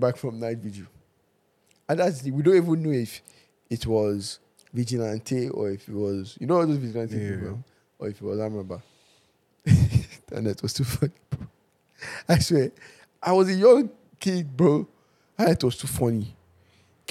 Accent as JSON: {"language": "English", "region": "Edo", "country": "Nigeria", "tie": "born or raised there", "also_born_or_lived": "Ondo State", "moved": "as an adult", "lives_now": "Canada", "said": "growing up in Edo State"}